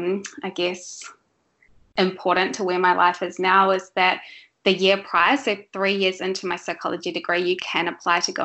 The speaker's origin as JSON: {"language": "English", "country": "New Zealand", "tie": "born or raised there", "moved": "as an adult", "said": "pre-kids I grew up in New Zealand."}